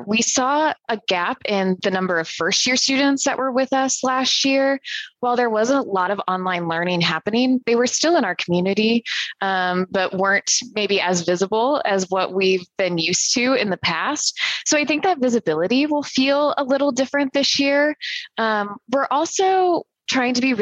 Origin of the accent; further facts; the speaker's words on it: Central Illinois, United States; born and raised in Central Illinois